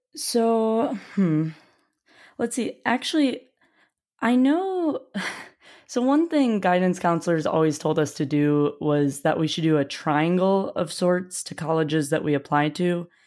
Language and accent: English; Wisconsin, United States; moved away; also born or lived in Ohio; I'm from Wisconsin initially, but I actually did high school in Ohio